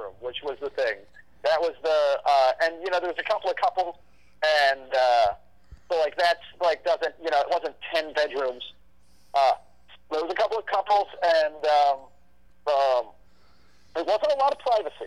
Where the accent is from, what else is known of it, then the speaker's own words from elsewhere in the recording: Minnesota, United States; also born or lived in New York; I'm a Minnesotan through and through